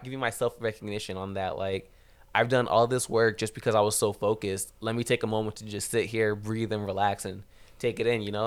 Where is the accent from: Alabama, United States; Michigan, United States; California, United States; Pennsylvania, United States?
California, United States; Rancho Cucamonga; I'm from Rancho Cucamonga